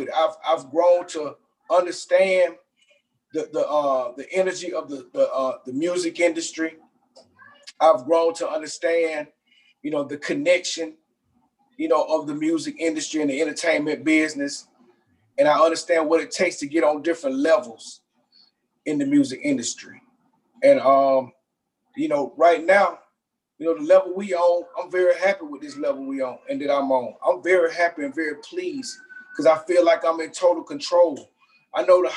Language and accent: English; Atlanta, Georgia, United States; growing up in Southwest Atlanta in a predominantly Black community